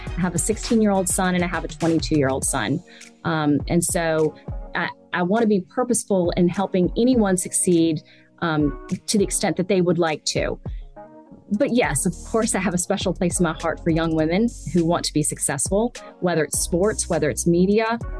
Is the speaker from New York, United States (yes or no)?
no; Richmond, Virginia, United States; I grew up here, and I'm from Richmond originally, I grew up here coming to the track with my grandfather